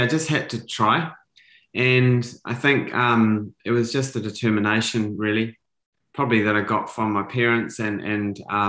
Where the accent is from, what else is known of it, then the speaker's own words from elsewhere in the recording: New Zealand; I was a typical kid growing up in New Zealand